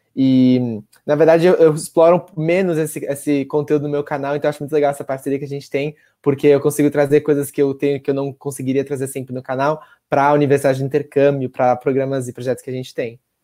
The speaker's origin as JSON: {"language": "Portuguese", "town": "Cotia", "region": "São Paulo", "country": "Brazil", "also_born_or_lived": "Ann Arbor, Michigan", "said": "sou de São Paulo, Cotia, São Paulo."}